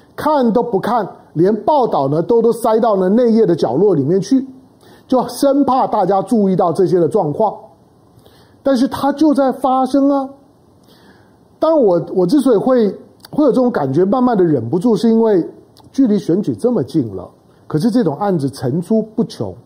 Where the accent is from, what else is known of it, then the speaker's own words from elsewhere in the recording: Taiwan; 我们毕竟是土生土长于台湾啊